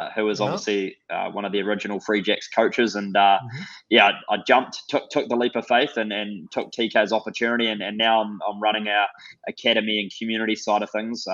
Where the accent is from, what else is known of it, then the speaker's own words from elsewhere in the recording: Dunedin, Otago, New Zealand; moved away; born and raised in Dunedin, New Zealand